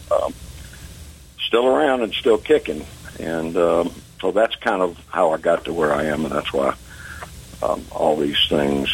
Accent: Atlanta, Georgia, United States; I grew up in Atlanta

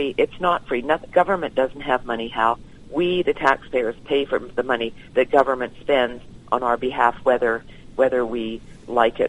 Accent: Canada; now in United States; being Canadian

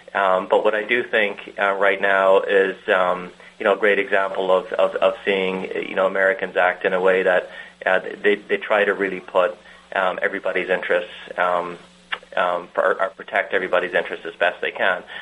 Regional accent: Ireland; moved away as an adult; also born or lived in Antwerp, Belgium / Detroit, United States; now in United States; growing up in Ireland and into university

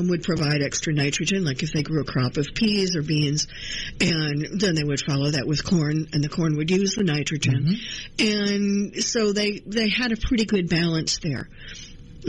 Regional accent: Illinois, United States; moved away; I grew up in the Midwest

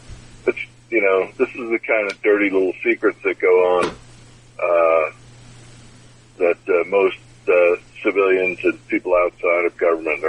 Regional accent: United States; I'm from the United States.

